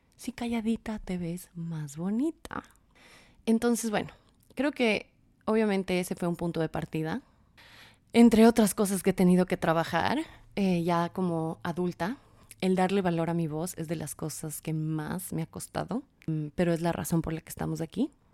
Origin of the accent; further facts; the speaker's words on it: Quito, Pichincha, Ecuador; soy de Quito, Ecuador